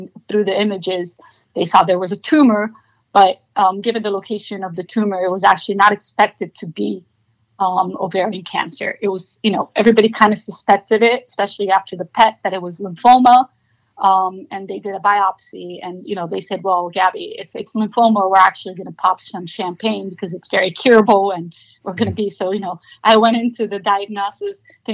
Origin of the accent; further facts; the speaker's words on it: Miami, Florida, United States; moved away as an adult; also born or lived in Brazil / New York; I was born actually in Brazil, but I was raised in Miami